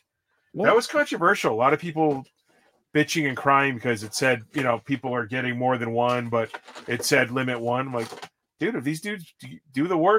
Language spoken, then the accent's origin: English; Connecticut, United States; We're from Connecticut, dude. We're from Connecticut. We appreciate women's basketball here.